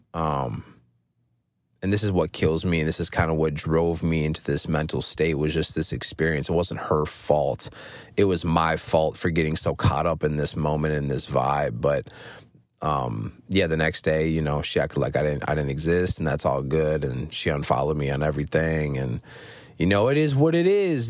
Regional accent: Minnesota, United States; I'm from Minnesota

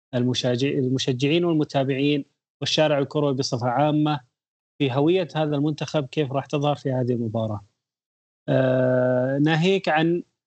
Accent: Saudi Arabia; لنا جميعا كسعوديين

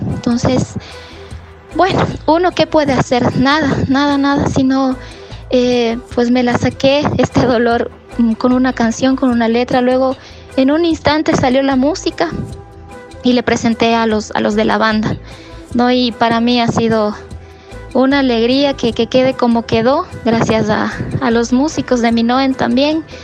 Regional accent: Ibarra, Imbabura, Ecuador; yo soy de Ibarra

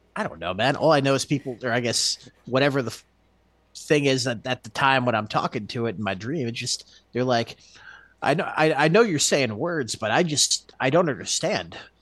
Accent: Texas, United States; moved away as an adult; also born or lived in Alaska; My wife and I came home to Texas from Alaska

